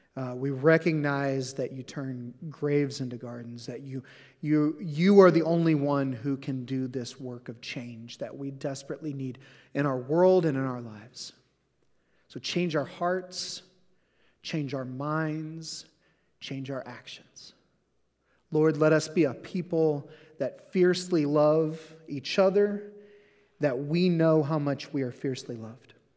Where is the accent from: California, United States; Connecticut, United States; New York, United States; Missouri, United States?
Missouri, United States; Southeast; also born or lived in Portland; now in Saint Louis, United States; I grew up in Southeast Missouri